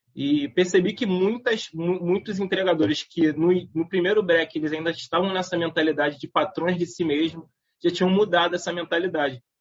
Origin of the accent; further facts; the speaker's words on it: Nilópolis, Rio de Janeiro, Brazil; a nossa juventude em Nilópolis